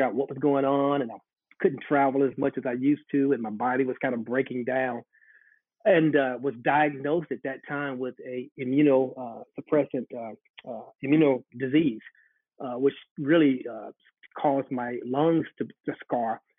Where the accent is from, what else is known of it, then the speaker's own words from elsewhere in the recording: Charlotte, North Carolina, United States; I'm a native Charlottean. I grew up here in Charlotte, went to school here on the west side